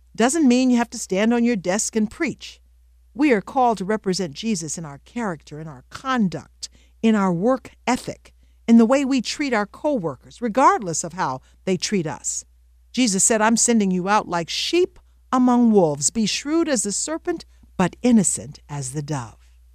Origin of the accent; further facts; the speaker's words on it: the South, United States; I grew up in the South